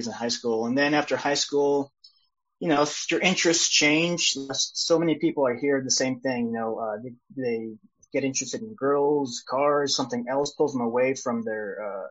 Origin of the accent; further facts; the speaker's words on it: Sacramento, California, United States; also born or lived in El Salvador; I was raised in Sacramento, California, which I'm currently at right now